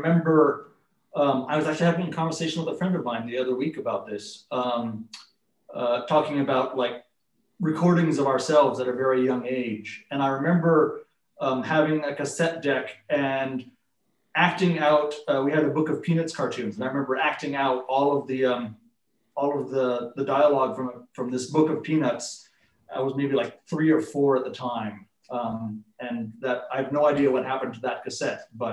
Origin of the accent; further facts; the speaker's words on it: Cupertino, California, United States; I born in Stanford Hospital, grew up in Cupertino, which is in the South Bay